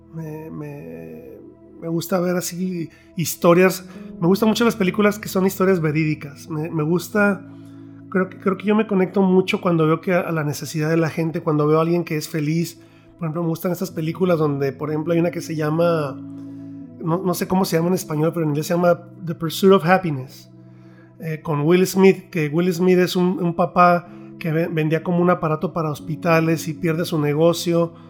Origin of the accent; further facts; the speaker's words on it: Mexico; yo soy mexicano